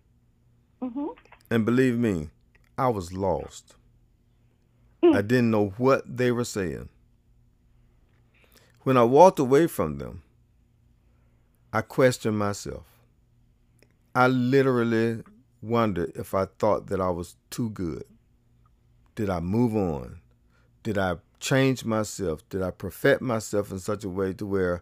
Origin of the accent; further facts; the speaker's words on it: the South, United States; I grew up in the South